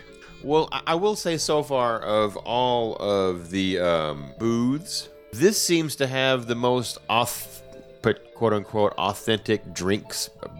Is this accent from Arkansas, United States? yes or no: yes; Arkansas, United States; I'm from Arkansas.